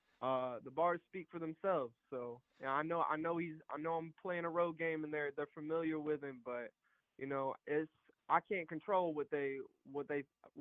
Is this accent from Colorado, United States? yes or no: no; Alabama, United States; I'm from Alabama